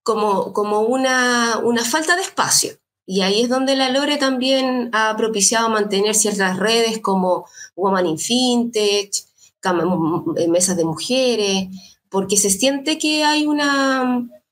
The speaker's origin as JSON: {"language": "Spanish", "region": "Valparaíso", "country": "Chile", "tie": "born or raised there", "also_born_or_lived": "Viña del Mar", "said": "Yo soy nací en Valparaíso, estudié en la, universidad acá."}